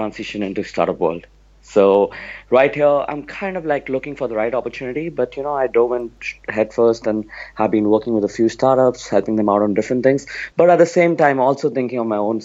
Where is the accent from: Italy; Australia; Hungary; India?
India; Mumbai, Maharashtra; moved away as an adult; also born or lived in New York, United States; now in United States; I'm originally from Bombay, and I moved to the US around 10 years back